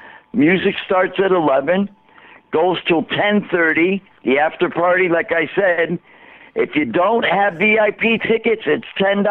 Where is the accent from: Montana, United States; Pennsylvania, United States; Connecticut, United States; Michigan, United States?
Connecticut, United States; Woodbridge; I grew up in Woodbridge.